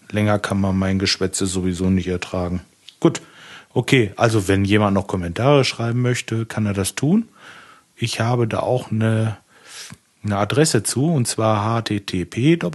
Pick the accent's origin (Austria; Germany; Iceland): Germany; Lemgo, North Rhine-Westphalia; Ich komme aus Lemgo. Das ist im schönen Lipperland, ganz in der Nähe von Bielefeld.